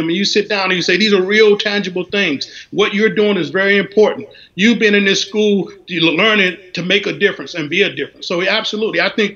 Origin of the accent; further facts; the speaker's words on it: North Carolina, United States; now in Washington, D.C., United States; I'm from North Carolina